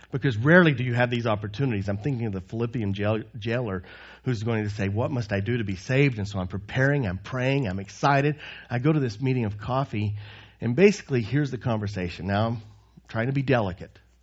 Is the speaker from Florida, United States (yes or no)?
no; Texas, United States; moved away as an adult; also born or lived in Croatia; growing up in Texas